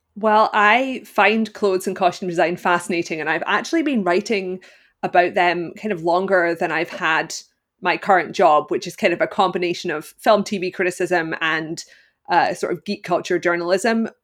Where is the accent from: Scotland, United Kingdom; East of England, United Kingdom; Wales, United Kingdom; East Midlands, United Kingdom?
Scotland, United Kingdom; Glasgow; I am from Glasgow, Scotland, and I currently live there as well